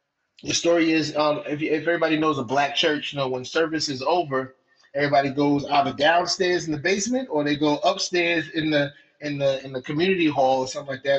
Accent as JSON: {"language": "English", "town": "Mount Vernon", "region": "New York", "country": "United States", "moved": "yes", "lives_now": "Carmel, United States", "said": "I'm originally from Mount Vernon, New York, but I reside now in Carmel, New York. It's upstate."}